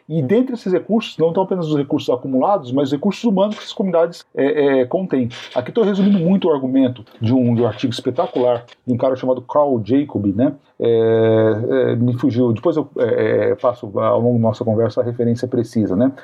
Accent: Brazil; os historiadores brasileiros

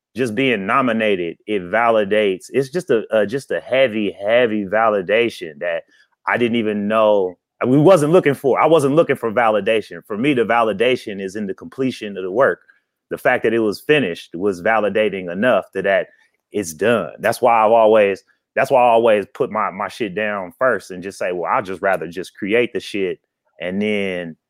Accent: Oakland, California, United States; I'm from Oakland, California

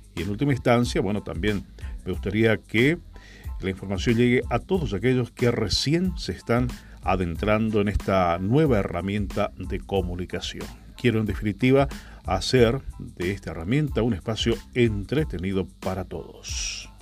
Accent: Posadas, Misiones, Argentina; soy de Posadas Misiones, provincia de las famosas cataratas del Iguazú

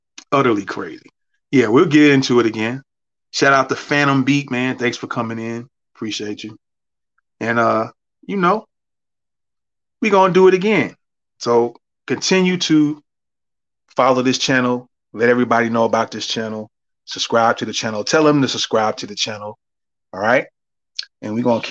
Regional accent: New York City, New York, United States; I grew up in the Bronx too

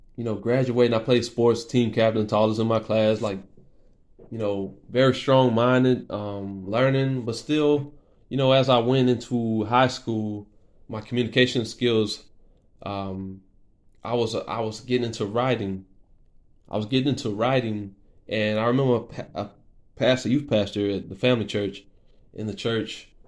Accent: Lafayette, Louisiana, United States; also born or lived in Lake Charles, Louisiana; I was born in Lake Charles, Louisiana. Um, I moved. We moved when I was like four years old to Lafayette, Louisiana. I've been here most of my life

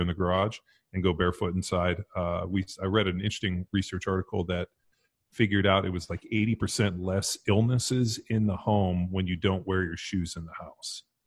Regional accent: Southern California, United States; me growing up in Southern California.

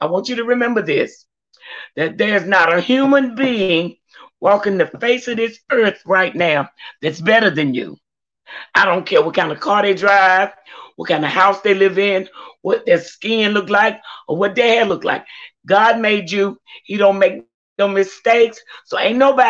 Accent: Louisburg, North Carolina, United States; moved away as an adult; also born or lived in Georgia; growing up in Lewisburg

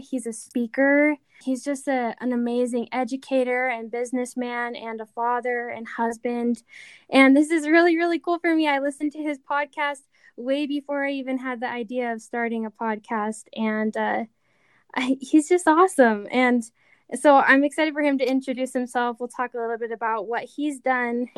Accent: Rexburg, Idaho, United States; moved away; my hometown in, in just small Rexburg, Idaho.

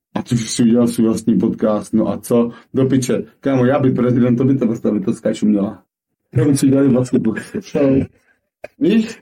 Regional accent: Moravia, Czechia

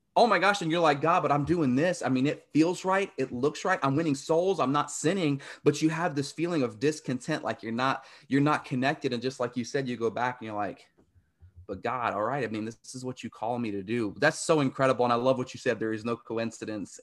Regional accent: Virginia, United States; where I grew up down south in Virginia

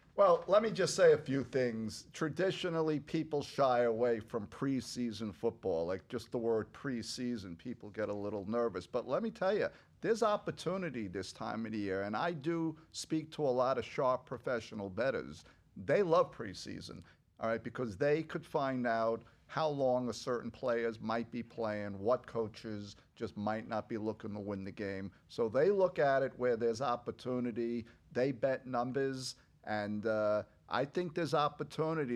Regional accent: New York, United States; I'm a New Yorker

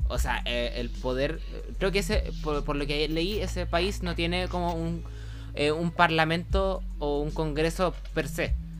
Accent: Chile; nosotros igual nos parece como medianamente extraño que, que otros países tengan monarquías porque eh, por la tradición histórica de Chile.

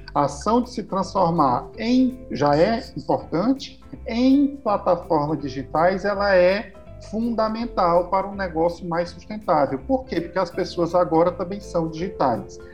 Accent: Brazil; moved away as an adult; now in Portugal; da cidade onde eu nasci, onde eu cresci, desenvolvi, me desenvolvi profissionalmente

